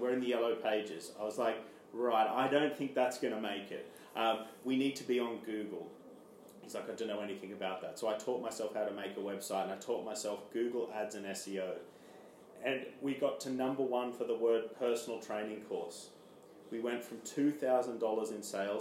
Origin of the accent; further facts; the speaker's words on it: Armidale, New South Wales, Australia; moved away as an adult; now in London, United Kingdom; I'm from Australia, a small town called Armidale in New South Wales, which is a small country town.